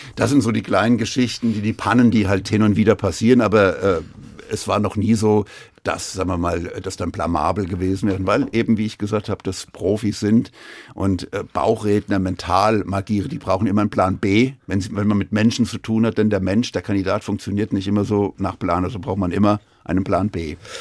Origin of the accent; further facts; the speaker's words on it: Frankfurt, Hesse, Germany; gebürtiger Frankfurter